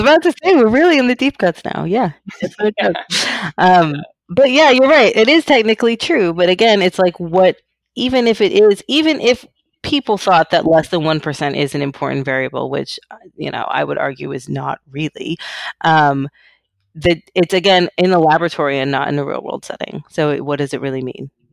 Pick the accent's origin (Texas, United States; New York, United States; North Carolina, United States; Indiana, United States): Texas, United States; Keller; I grew up in a small, small town in Texas, in North Texas. It's called Keller.